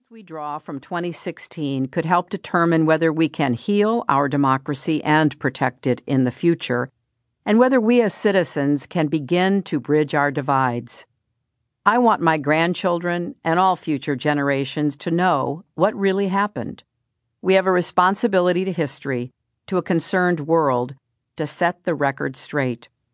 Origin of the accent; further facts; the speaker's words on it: United States; as an American